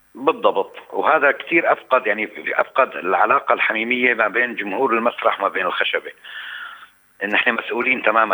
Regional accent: Aleppo, Aleppo Governorate, Syria; moved away as an adult; عندنا بحلب

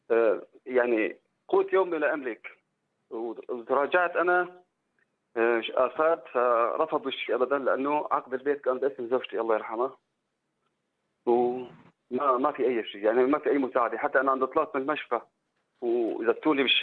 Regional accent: Syria; moved away as an adult; now in Turkey; انا جيت من سوريا لعلاج ابني

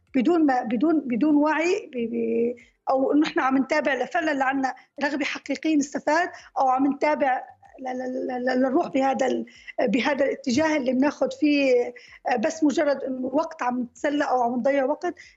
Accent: Syria

